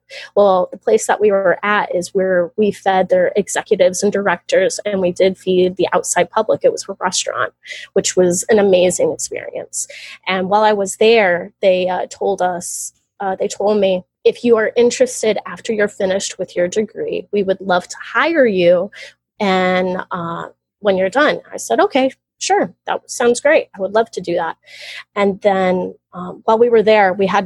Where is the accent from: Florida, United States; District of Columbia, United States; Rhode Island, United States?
Florida, United States; I'm from Florida